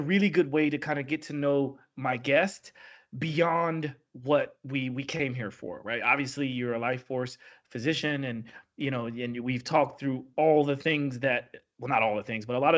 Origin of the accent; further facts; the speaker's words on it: United States; I'm from the Midwest, from the South